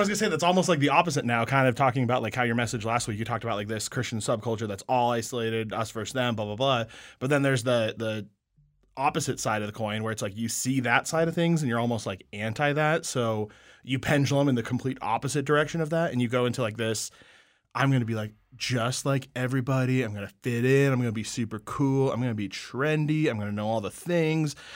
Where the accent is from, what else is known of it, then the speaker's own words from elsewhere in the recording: Colorado, United States; I'm from Colorado